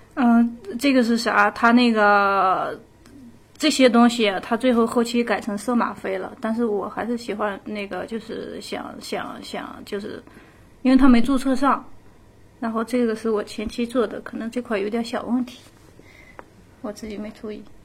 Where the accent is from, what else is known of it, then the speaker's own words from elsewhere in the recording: Hohhot, Inner Mongolia, China; moved away; 我老家，我老家那个呼和浩特那块儿的